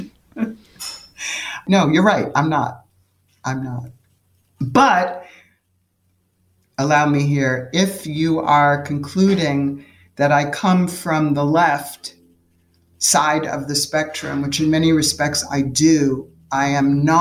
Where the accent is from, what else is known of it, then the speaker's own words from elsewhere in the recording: New York City, New York, United States; I grew up in New York City